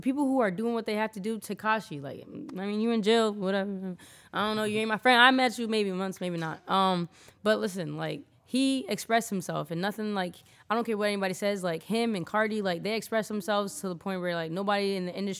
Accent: New Britain, Connecticut, United States; I'm from hard-hit New Britain, too, so it don't matter.

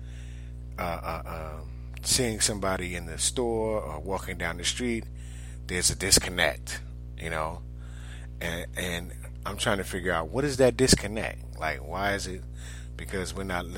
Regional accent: New York, United States; now in Orlando, United States; I grew up in New York

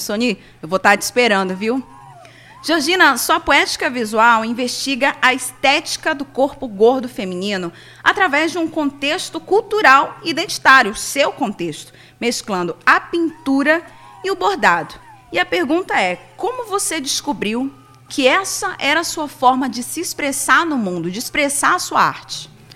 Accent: Novo Airão, Amazonas, Brazil; sou amazônida, mulher ancestral do povo baré, airoense, ribeirinha

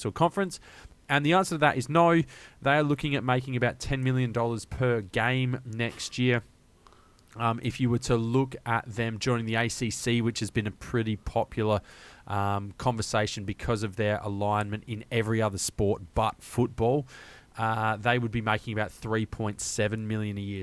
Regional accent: Australia; an Australian college football fan

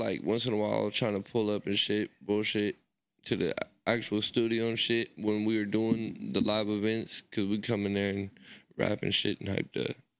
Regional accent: Sacramento, California, United States; born or raised there

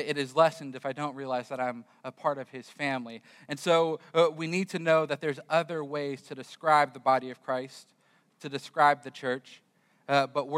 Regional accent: California, United States; moved away as an adult; also born or lived in Florida; I grew up in California, and for some reason, my wife decided she would follow me as I moved to Florida

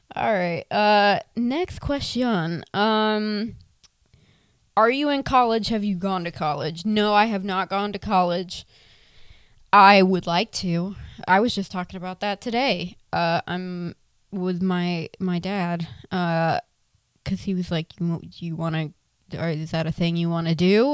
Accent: Tampa, Florida, United States; also born or lived in Inverness, Florida; Born and raised in Tampa, Florida. Currently, am still stuck here

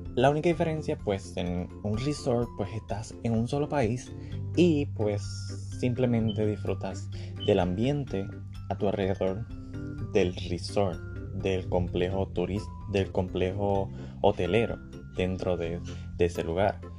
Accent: Puerto Rico; now in Orlando, United States; soy puertorriqueño

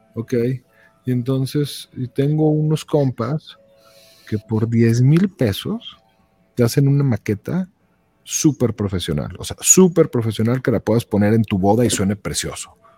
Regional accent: León, Guanajuato, Mexico; also born or lived in Mexico City; yo soy de León, o sea, de aquí, de aquí al Real son cinco horas

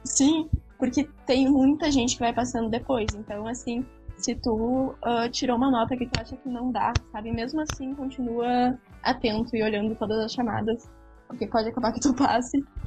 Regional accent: interior of Rio Grande do Sul, Brazil; Eu vim do interior aqui do Rio Grande do Sul

